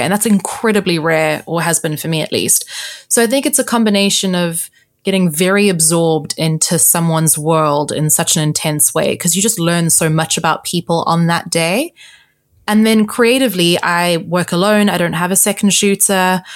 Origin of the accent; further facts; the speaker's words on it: South Africa; now in London, United Kingdom; I am South African, Portuguese, living in London